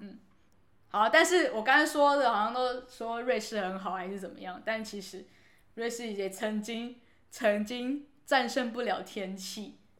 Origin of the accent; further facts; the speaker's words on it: Taiwan; 我们台湾人